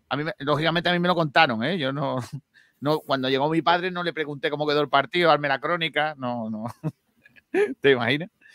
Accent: Rincón de la Victoria, Andalusia, Spain; mi pueblo

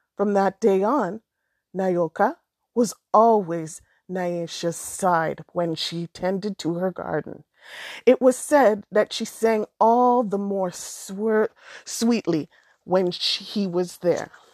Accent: Alberta, Canada; I'm from Alberta, but I'm first generation, so my parents met in Alberta, and had us there

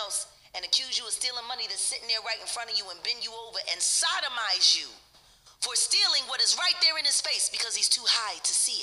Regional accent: Philadelphia, Pennsylvania, United States; I'm from North Philly.

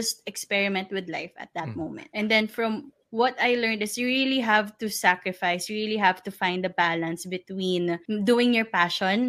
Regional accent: Parañaque, Metro Manila, Philippines; I'm from Paranaque.

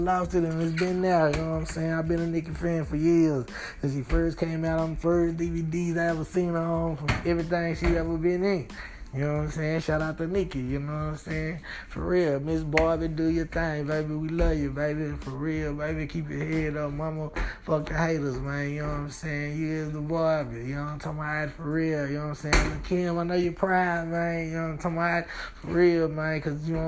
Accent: Dallas, Texas, United States; my Dallas background

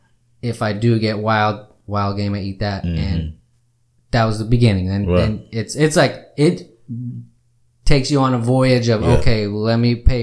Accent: Austin, Texas, United States; when I moved back to Texas, because I grew up here in South Austin. I actually grew up kind of near First and William Cannon.

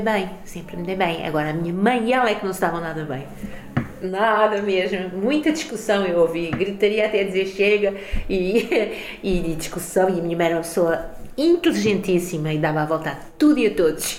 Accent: Carcavelos, Lisbon, Portugal; also born or lived in Mozambique; Eu sou portuguesa e, e moçambicana, mas mais portuguesa, porque eu sempre vivi aqui

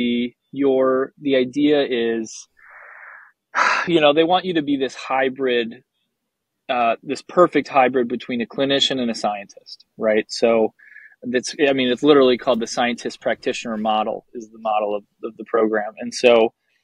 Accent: Wisconsin, United States; I grew up in Wisconsin

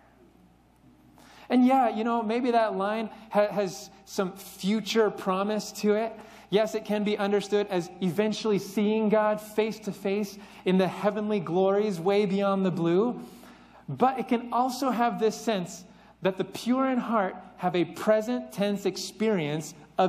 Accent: Central Valley, California, United States; moved away; being someone who was born and raised in California, stuck in the Central Valley

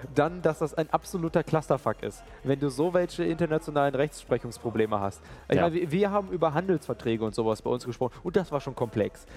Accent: Germany; wir Deutsche

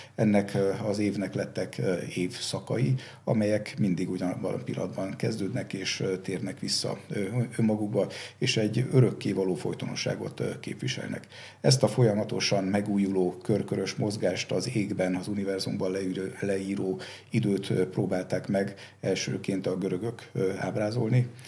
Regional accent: Szombathely, Vas, Hungary; én szombathelyen születtem, és szombathelyen nagyon sok római kori emlék van, és ezek nagyon kicsi koromban megragadták a fantáziámat

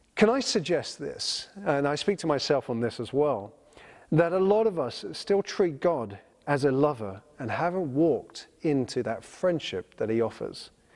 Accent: United Kingdom; I'm a British citizen

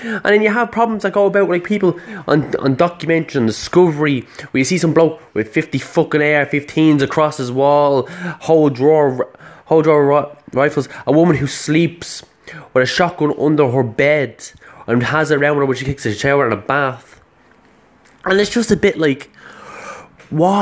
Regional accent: Ireland; I'm not from America, I'm from Ireland

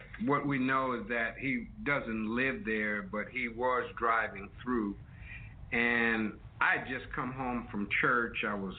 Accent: Los Angeles, California, United States; also born or lived in Northeast Ohio; now in Cleveland, United States; I'm not from Cleveland, Ohio. I'm from Los Angeles.

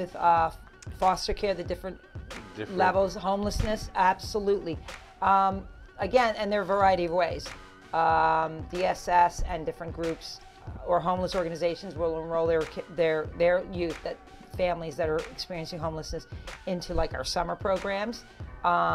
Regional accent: Texas, United States; now in Suffolk County, New York, United States; I'm from Texas

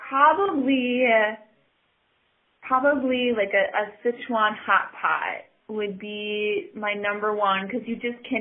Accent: Oconto, Wisconsin, United States; I grew up in Oconto, wonderful small city, um, but not very diverse when it comes to ethnicity

